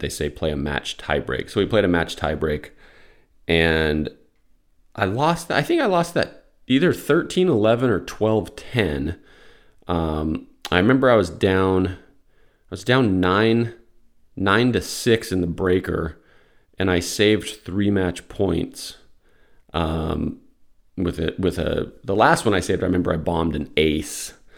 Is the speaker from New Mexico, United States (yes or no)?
yes; Albuquerque, New Mexico, United States; moved away; also born or lived in Florida / Atlanta; I grew up in Albuquerque